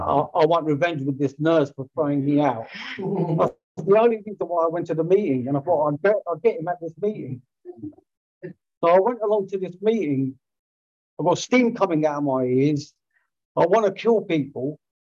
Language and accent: English; Greenford, London, United Kingdom; my hometown, Greenford